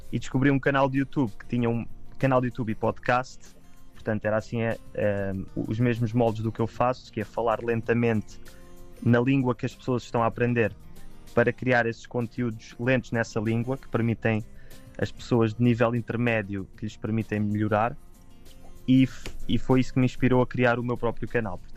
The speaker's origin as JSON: {"language": "Portuguese", "region": "Lisbon", "country": "Portugal", "said": "aqui em Lisboa, aqui em Lisboa, em Lisboa, agora não estou em Lisboa, um, ah, que é de onde eu sou e é onde vivo normalmente."}